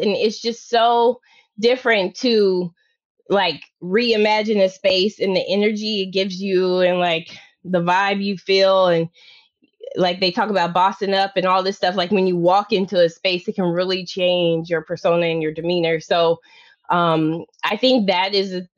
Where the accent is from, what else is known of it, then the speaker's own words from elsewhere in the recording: Oklahoma and Tennessee, United States; So a rare rural background, right? So come from the country, Oklahoma and Tennessee